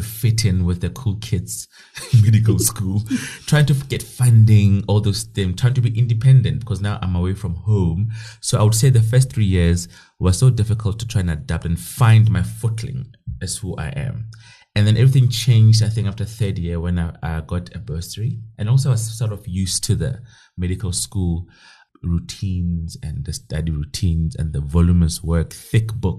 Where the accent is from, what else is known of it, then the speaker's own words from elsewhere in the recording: Kroonstad, Free State, South Africa; So now I'm from Kronstadt. It's a small town in the Free State, Northern Free State. That's where I'm from. Born and bred and went to school there.